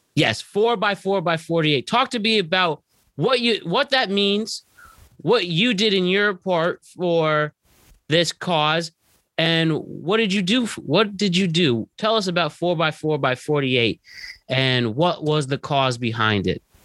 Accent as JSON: {"language": "English", "town": "Norwalk", "region": "Connecticut", "country": "United States", "tie": "born or raised there", "said": "We're all from Norwalk, Connecticut."}